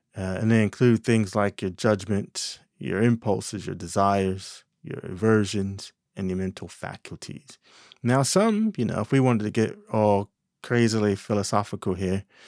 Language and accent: English; New Jersey, United States; moved away; In my home state, Jersey